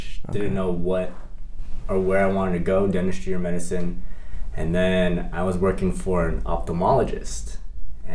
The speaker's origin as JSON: {"language": "English", "town": "San Diego", "region": "California", "country": "United States", "tie": "born or raised there", "also_born_or_lived": "Indiana / Ohio", "said": "Born and raised in San Diego. Went to high school here"}